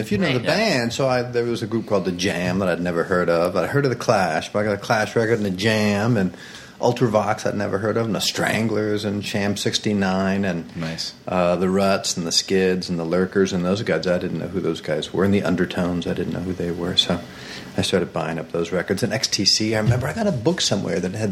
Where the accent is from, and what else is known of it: Iowa, United States; born or raised there